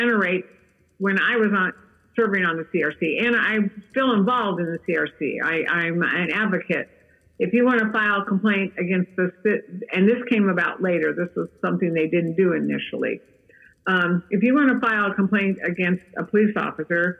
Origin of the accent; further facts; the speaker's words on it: California, United States; the little town I was raised in California